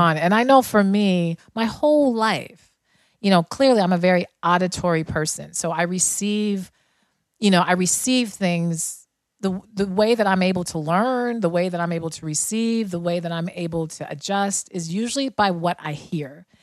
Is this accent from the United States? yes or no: yes; Denver, Colorado, United States; I grew up in Denver